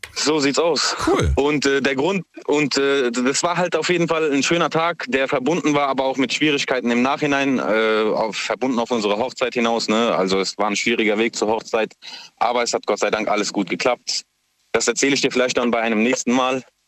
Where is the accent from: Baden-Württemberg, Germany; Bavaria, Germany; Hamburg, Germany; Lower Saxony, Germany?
Baden-Württemberg, Germany; Mannheim; moved away as an adult; now in Lampertheim, Germany; gebürtiger Mannheimer